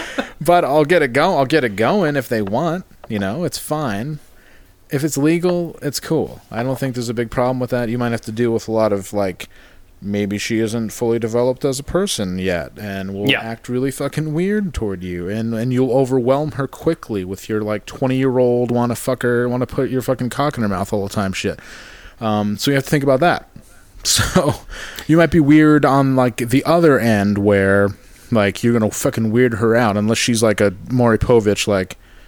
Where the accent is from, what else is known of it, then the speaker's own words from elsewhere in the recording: Canada; I am fat and I am Canadian, so perfect.